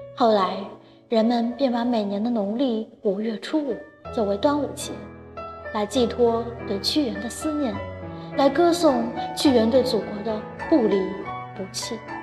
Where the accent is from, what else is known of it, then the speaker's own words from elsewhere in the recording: northern China, China; 作为一个北方人